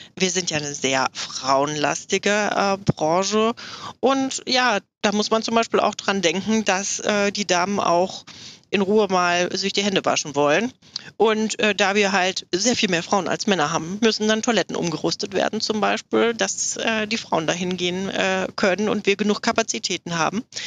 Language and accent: German; Hochstadt, Hesse, Germany; also born or lived in Offenbach am Main; now in Ruhr area, Germany; ursprünglich komme ich aus der Nähe von Frankfurt